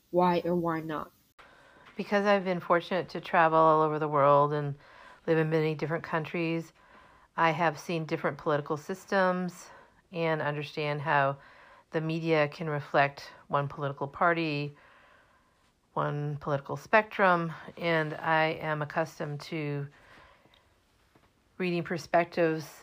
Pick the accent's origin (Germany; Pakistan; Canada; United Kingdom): Germany; also born or lived in Minnesota / New Jersey / Massachusetts; now in United States; I was born in 1963, so that makes me 57, and I grew up in Germany, Minnesota, and New Jersey, but I've spent most of my adult life in Massachusetts.